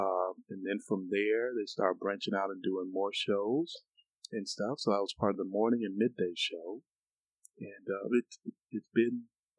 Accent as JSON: {"language": "English", "town": "Cleveland", "region": "Ohio", "country": "United States", "tie": "born or raised there", "lives_now": "Augusta, United States", "said": "But I grew up in Cleveland, so I had a passion for weather from day one."}